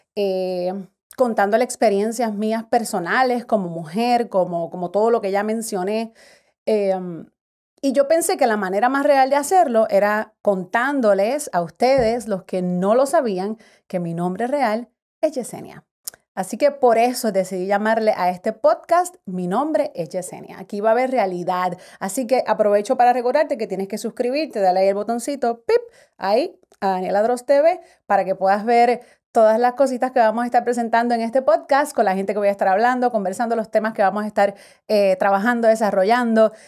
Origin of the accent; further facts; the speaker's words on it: Carolina, Puerto Rico; me crié en Carolina, Puerto Rico